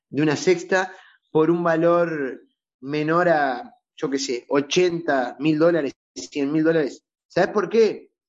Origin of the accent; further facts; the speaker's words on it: Uruguay; Gracias, Me, despido como, como bien uruguayo. Vamos arriba.